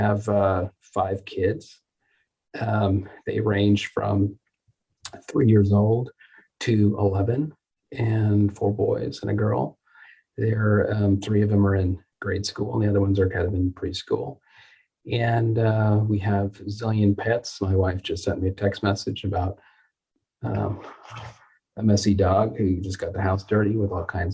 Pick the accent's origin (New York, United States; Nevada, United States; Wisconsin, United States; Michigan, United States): Nevada, United States; Las Vegas; also born or lived in California / North Carolina; now in Dallas, United States; I'm originally from the West Coast. I grew up in Las Vegas and did all my training in California